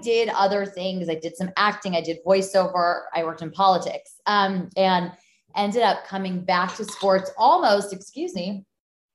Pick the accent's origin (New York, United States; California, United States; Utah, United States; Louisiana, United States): California, United States; Los Angeles; moved away as an adult; also born or lived in Michigan; I'm from Los Angeles, and I at the time felt I'd never live anywhere